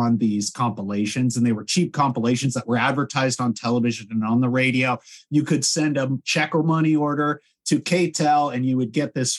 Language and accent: English; Los Angeles, California, United States; we grew up in Los Angeles